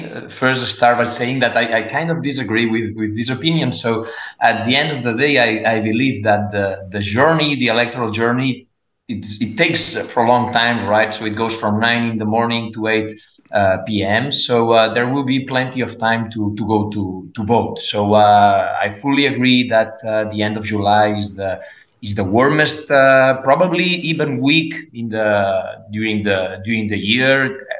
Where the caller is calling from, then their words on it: Barcelona, Catalonia, Spain; I'm speaking from Barcelona, and Barcelona is and Catalonia particularly, and Valencia.